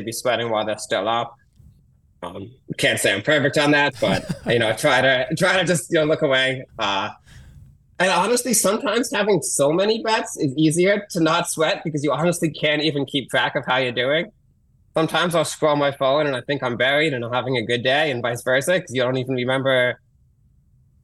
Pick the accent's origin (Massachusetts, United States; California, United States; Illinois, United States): Massachusetts, United States; Boston; moved away as an adult; also born or lived in San Diego; now in New York, United States; I grew up in Boston and I live in New York now, but I lived in San Diego